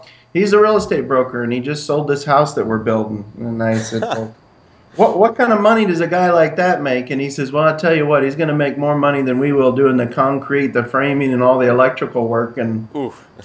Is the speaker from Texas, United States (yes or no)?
no; Yucca Valley, California, United States; moved away as an adult; also born or lived in Lake Havasu City, Arizona; I grew up in a small town called Yucca Valley, California, just above Palm Springs